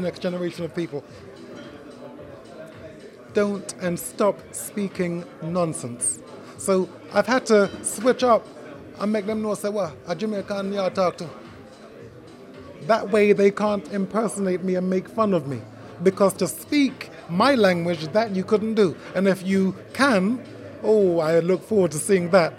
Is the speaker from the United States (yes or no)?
no; Jamaica; first language Jamaican Patois; English is a second language; also born or lived in Great Britain; now in United Kingdom; English is my second language. My first language is Patois